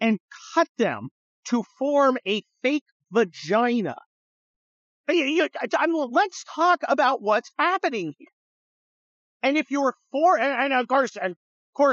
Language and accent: English; San Francisco, California, United States; I'm from San Francisco, right? I grew up near San Francisco